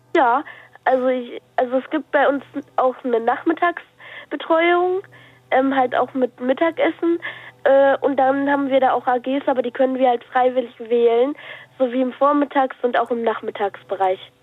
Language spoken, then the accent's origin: German; Lippstadt, North Rhine-Westphalia, Germany; Ich, ich komme aus ähm, Lippstadt